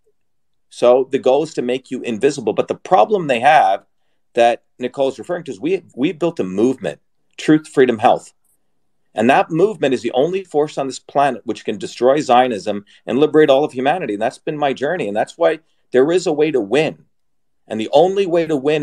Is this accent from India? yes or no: yes; India; moved away; I come from an Indian background. I was born in India